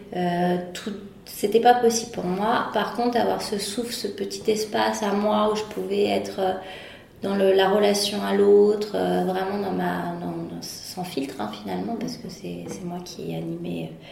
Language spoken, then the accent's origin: French; Paris, Île-de-France, France; de naissance, j'ai toujours grandi à Paris